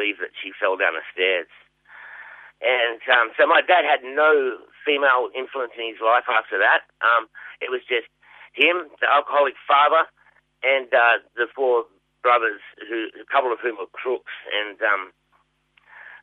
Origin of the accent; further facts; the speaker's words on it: Sydney, New South Wales, Australia; moved away as an adult; also born or lived in Geelong; now in Melbourne, Australia; Primary school was in Wayland Primary School in the western suburbs of Sydney